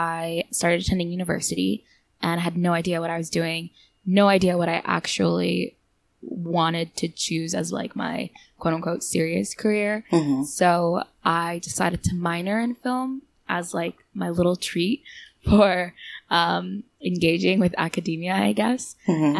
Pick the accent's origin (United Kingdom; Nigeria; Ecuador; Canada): Canada; moved away as an adult; now in Seoul, South Korea; I'm originally from Canada, but I've been living here for about almost 3 years now